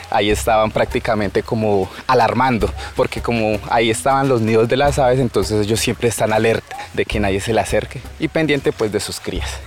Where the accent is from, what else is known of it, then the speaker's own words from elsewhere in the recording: Amazon region, Colombia; Primero que todo como colombiano, Segundo, como indígena de la región de la etnia cubea. Y tercero, como amazónico, porque pertenecemos prácticamente a la zona de Amazonía por todo el tema del tapete verde que existe acá en la región.